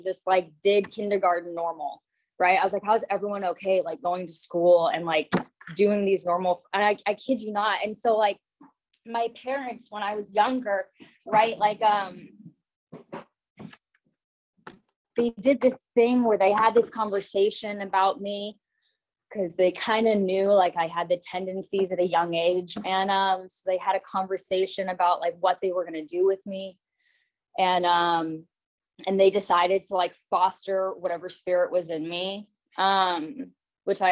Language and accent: English; Orange County, California, United States; I was born in Orange County